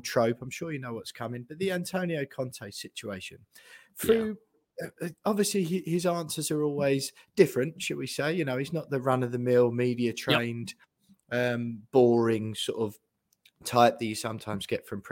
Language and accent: English; Essex, East of England, United Kingdom; lots and lots of my friends growing up in Essex are Tottenham fans